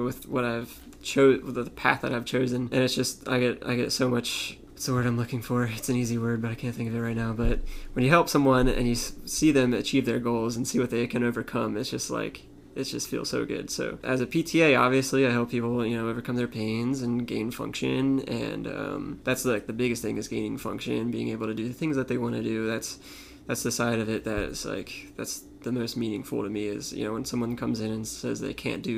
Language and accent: English; Tampa, Florida, United States; also born or lived in Pennsylvania / St. Petersburg, Florida; I was 8 years old and my parents were like, we're moving to Tampa.